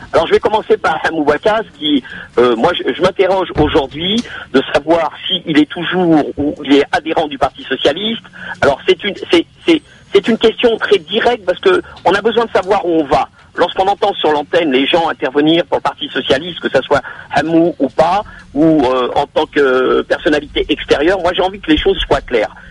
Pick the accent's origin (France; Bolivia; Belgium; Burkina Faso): France; also born or lived in Maghreb (ancestry); en tant que Français d'origine maghrébine